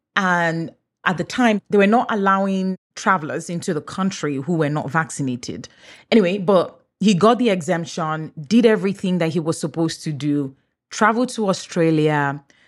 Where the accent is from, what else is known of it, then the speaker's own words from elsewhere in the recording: Nigeria; first language English; moved away as an adult; now in Canada; Even though I'm Nigerian, English is my first language